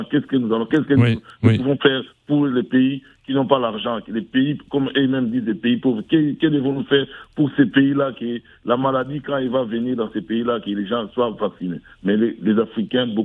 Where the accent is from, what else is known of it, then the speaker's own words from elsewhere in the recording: Kinshasa, DR Congo; moved away; chez nous au Congo, Kinshasa